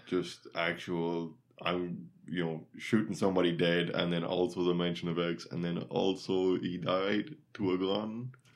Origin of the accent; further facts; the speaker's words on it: Ireland; I am Irish